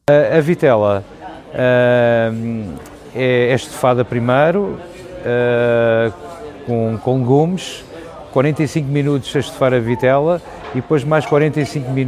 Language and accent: Portuguese; Lisbon, Portugal; born there; Nasci em Alfama e vendo ginginha, a melhor ginginha da Alfama na rua Norberto Araújo e é caseira.